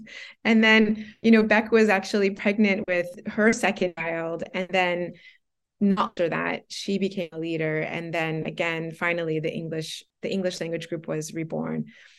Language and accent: English; Florida, United States; now in Guangzhou, China; I'm from Florida originally, so the climate really got to me a lot. So anyways, yeah, so we moved to Guangzhou.